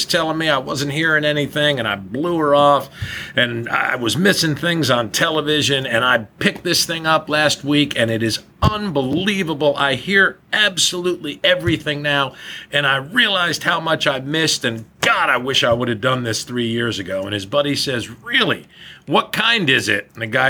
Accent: New Jersey, United States; Sarcasm obviously doesn't know I'm from New Jersey.

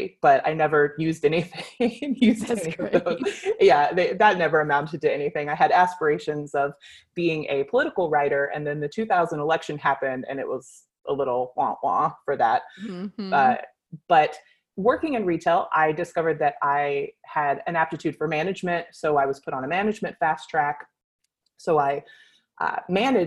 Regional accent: California, United States; I was born and raised in California

